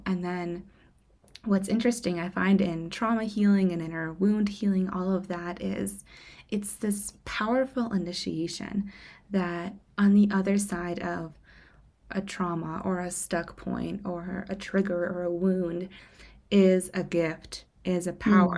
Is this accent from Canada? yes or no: no; Moscow, Russia; moved away; I'm from Moscow, Russia originally.